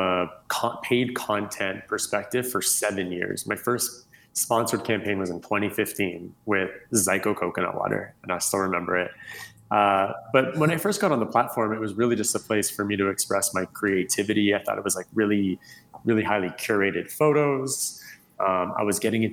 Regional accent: Canada; moved away as an adult; now in Los Angeles, United States; I'm originally from Canada. I moved

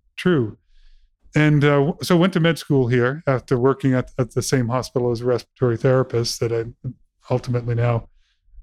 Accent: Burlington, Massachusetts, United States; I was born and raised in Massachusetts, Burlington, Mass

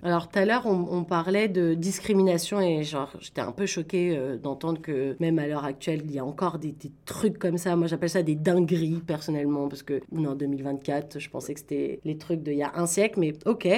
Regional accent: Paris, Île-de-France, France; now in Toronto, Canada; moi je viens de Paris

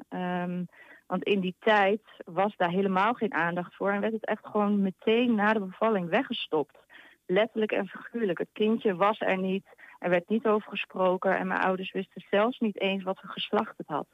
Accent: Hengelo, Overijssel, Netherlands; ik uit Hengelo kom

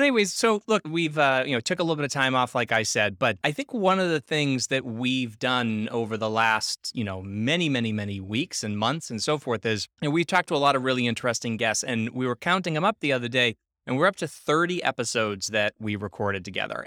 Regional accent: Boston, Massachusetts, United States; I'm from Boston

